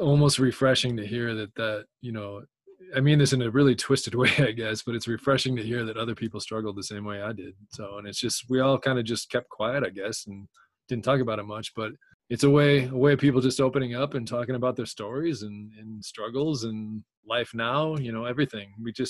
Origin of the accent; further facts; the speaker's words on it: Chicago, Illinois, United States; also born or lived in Idaho; Chicago, I'd been there a while. That was kind of a lot of my first happened in Chicago because when we moved from Idaho, I was so young. I was a year and a half old.